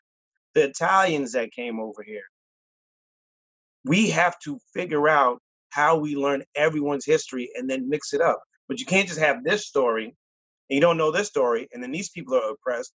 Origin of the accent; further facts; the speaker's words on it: United States; But I was born here